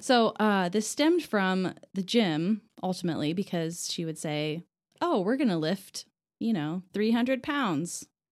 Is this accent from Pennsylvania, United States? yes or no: no; Lafayette, Indiana, United States; now in Indianapolis, United States; I am originally from Lafayette, which is a different city from West Lafayette